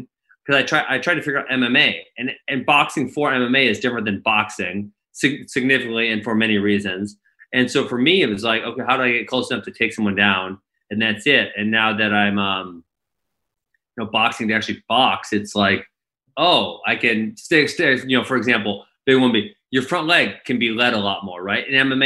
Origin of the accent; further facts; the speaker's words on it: Midwest, United States; also born or lived in Milwaukee; I'm from the Midwest